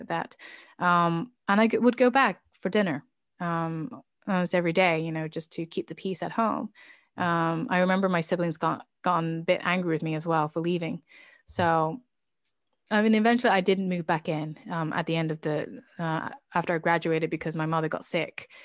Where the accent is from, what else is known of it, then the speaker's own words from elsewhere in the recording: United Kingdom; now in Oslo, Norway; I am British